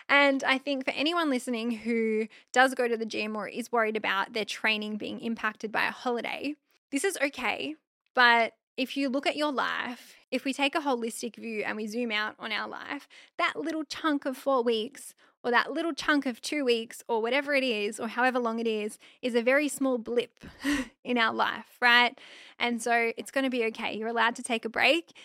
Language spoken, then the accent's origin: English; Australia; I'm just an Aussie girl